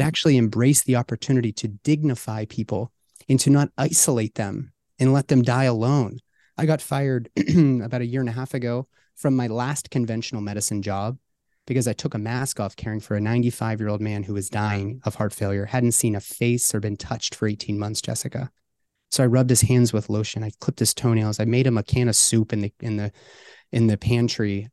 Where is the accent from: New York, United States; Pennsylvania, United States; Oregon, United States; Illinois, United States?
Pennsylvania, United States; Pittsburgh; my hometown of Pittsburgh